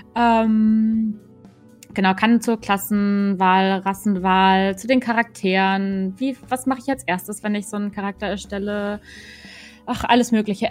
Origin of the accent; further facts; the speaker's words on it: Northern Germany, Germany; moved away as an adult; now in Cologne, Germany; ich komme eigentlich aus Norddeutschland, hört man vielleicht ab und an mal auch. Äh, bin jetzt aber gerade nach Köln gezogen